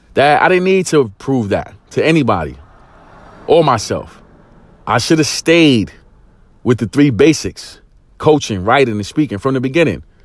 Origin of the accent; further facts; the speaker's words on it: New York City, New York, United States; growing up in East New York, single parent home